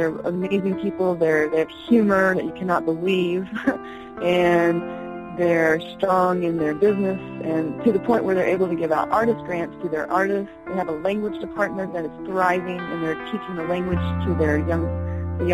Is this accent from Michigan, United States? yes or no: no; Osage Reservation, Oklahoma, United States; moved away; I grew up on the reservation in Oklahoma. I'm Osage